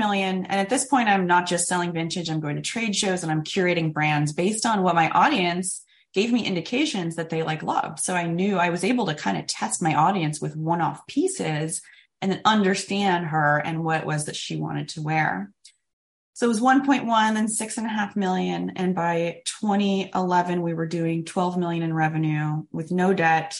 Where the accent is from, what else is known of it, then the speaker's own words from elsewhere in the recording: Sacramento, California, United States; also born or lived in San Diego, California; I was born in San Diego, lived there till I was seven, mostly grew up in beautiful Sacramento, California